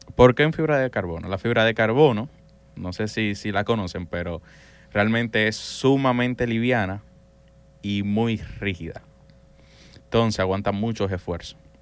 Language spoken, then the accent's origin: Spanish; San Cristóbal, Dominican Republic; Yo soy de San Cristóbal